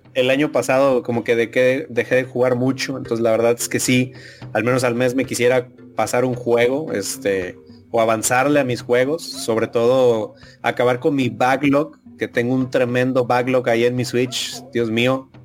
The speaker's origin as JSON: {"language": "Spanish", "country": "Mexico", "said": "lo hablo como mexicano"}